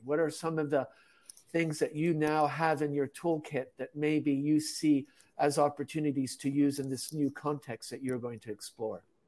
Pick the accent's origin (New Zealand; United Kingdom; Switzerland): Switzerland; moved away; also born or lived in Tanzania / China / Japan / Czech Republic; I'm originally from Switzerland, had lived in Europe